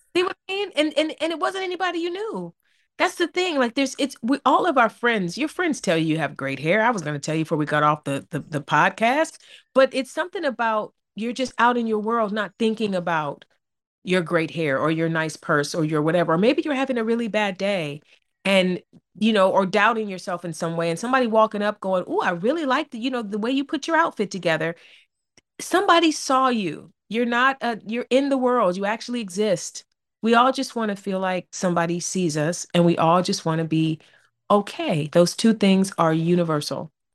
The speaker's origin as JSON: {"language": "English", "town": "East Cleveland", "region": "Ohio", "country": "United States", "tie": "born or raised there", "moved": "yes", "said": "I grew up in East Cleveland in Warrensville"}